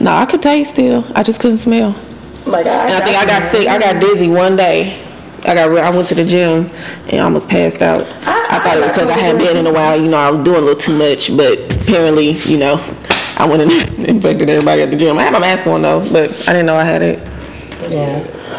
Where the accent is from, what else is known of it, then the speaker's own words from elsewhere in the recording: New York, United States; moved away; I'm from New York